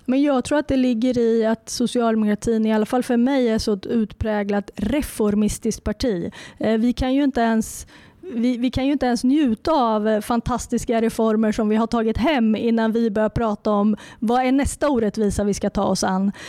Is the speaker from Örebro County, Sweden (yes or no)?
yes; Närke, Örebro County, Sweden; accent: Närke dialect